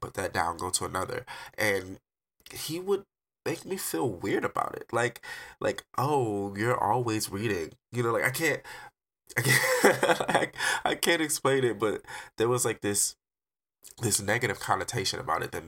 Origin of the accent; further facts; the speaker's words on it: Detroit, Michigan, United States; now in Arizona, United States; I'm an artist from Detroit, but I currently reside in Arizona.